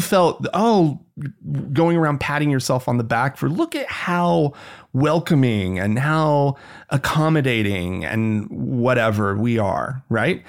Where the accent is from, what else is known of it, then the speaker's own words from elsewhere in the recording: United States; As an American